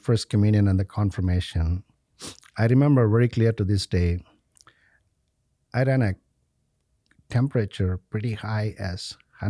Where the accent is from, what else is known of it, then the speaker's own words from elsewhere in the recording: India; English is a second language; and the confirmation on the same day by an archbishop of our native home diocese in India.